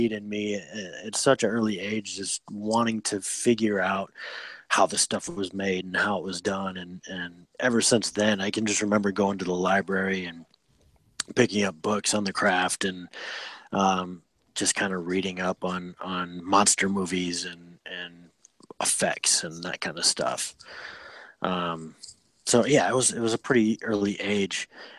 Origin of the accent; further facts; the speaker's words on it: Freeport, Illinois, United States; I'm from Freeport, Illinois.